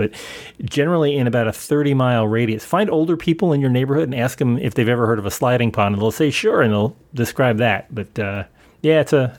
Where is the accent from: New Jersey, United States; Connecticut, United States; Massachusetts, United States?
New Jersey, United States; Elizabeth; moved away; And although I came from Elizabeth, it was not deep urban. It was just kind of we had spaces between our houses.